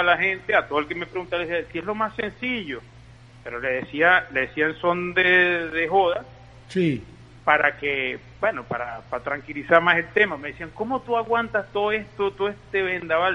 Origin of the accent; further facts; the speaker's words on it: Guayana, Venezuela; now in Madrid, Spain; somos de Guayana